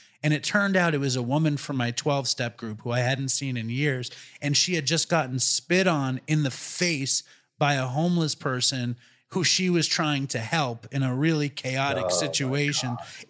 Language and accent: English; New York City, New York, United States; I'm just saying, in terms of the fascism and the anti-Semitism and the racism, I feel good about being a New Yorker.